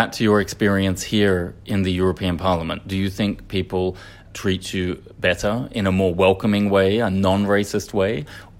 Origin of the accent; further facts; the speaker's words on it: Australia; And as an Australian, that was something that I took for granted.